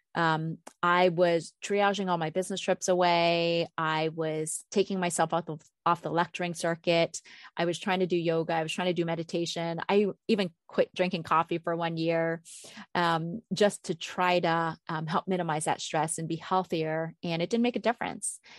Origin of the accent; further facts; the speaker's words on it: East Coast, United States; moved away as an adult; now in Minnesota, United States; I grew up on the East Coast until I was thirty, and when I moved to Minnesota where I've been for, you know, almost twenty years